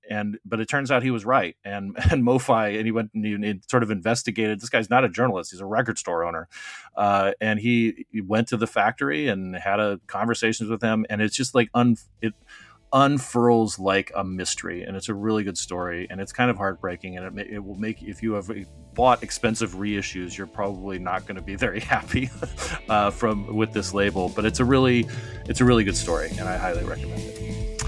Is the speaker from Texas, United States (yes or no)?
no; Phoenix, Arizona, United States; a record store in Phoenix, my hometown.